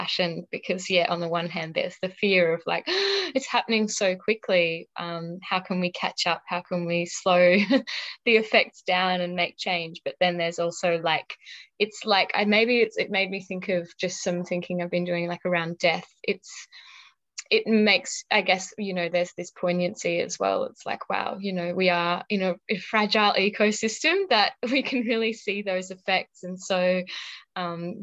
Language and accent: English; Victoria, Australia; I grew up in Victoria.